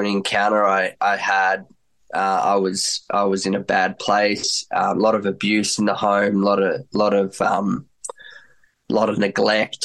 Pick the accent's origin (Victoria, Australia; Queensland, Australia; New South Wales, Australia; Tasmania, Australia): Victoria, Australia; Melbourne; also born or lived in Germany; I was 4 years old growing up in Melbourne, Australia